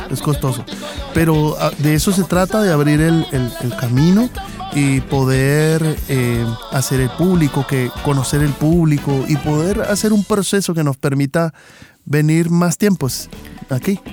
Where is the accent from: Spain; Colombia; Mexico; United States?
Colombia; Cali, Valle del Cauca; somos de Cali